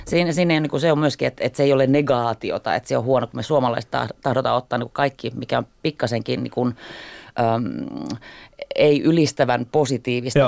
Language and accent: Finnish; Helsinki, Uusimaa, Finland; Mä oon ihan Helsingistä kotoisin.